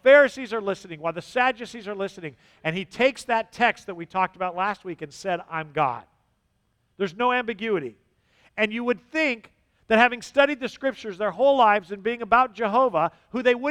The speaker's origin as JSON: {"language": "English", "region": "Southern California", "country": "United States", "moved": "yes", "said": "I'm from Southern California"}